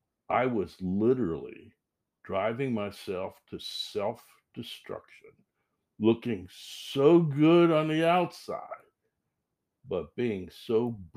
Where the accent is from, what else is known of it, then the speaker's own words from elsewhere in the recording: Ambridge, Pennsylvania, United States; moved away; I grew up in Pennsylvania.